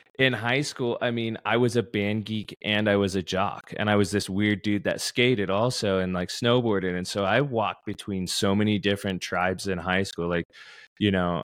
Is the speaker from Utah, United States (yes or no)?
yes; Utah, United States; I'm from Utah